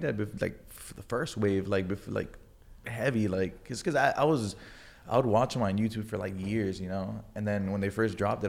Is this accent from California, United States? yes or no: no; Miami, Florida, United States; The central, like Little Havana. Like I saw everything of it like blow up